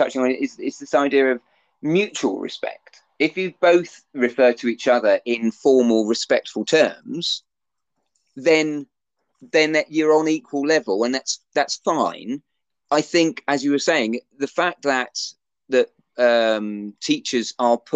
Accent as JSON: {"language": "English", "country": "United Kingdom", "said": "as UK British people"}